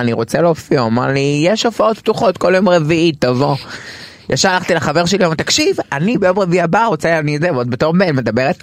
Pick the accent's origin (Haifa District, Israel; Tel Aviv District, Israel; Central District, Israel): Tel Aviv District, Israel; Tel Aviv; טרנסג'נדרית תל אביבית